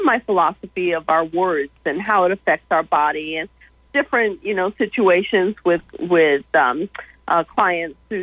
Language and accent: English; Brooksondale, New York, United States; now in Georgia, United States; my hometown of Brooksondale, New York